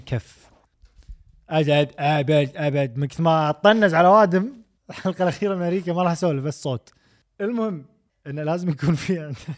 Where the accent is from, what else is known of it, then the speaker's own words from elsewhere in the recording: Kuwait; كان عندنا بالكويت